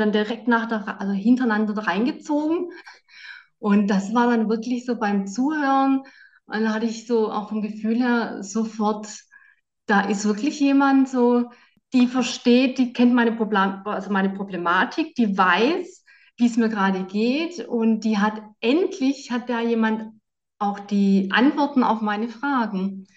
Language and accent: German; Southern Germany, Germany; now in Bonn, Germany; Ich komme ja aus Süddeutschland